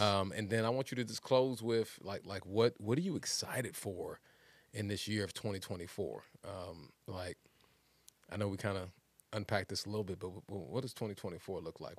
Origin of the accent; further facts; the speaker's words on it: West Texas, United States; moved away; also born or lived in Philadelphia; I grew up in Philly, but I grew up in, in West Texas, man, and it was just country out there.